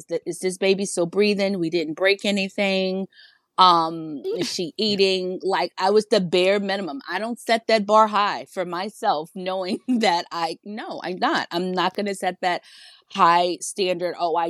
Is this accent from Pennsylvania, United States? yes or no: no; Virginia, United States; moved away as an adult; now in New York, United States; I'm from Virginia. She lives in Virginia, but I was living in New York.